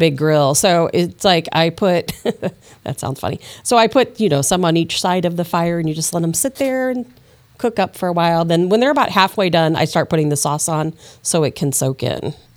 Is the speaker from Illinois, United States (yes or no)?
yes; Chicago, Illinois, United States; now in St. Louis, United States; I'm used to Saint Louis stuff, you know, and I, I grew up in Chicago